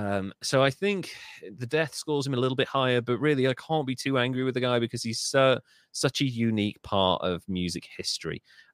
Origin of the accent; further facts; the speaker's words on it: Birmingham, West Midlands, United Kingdom; because a lot of it was from the West Midlands, from the Birmingham area where I'm from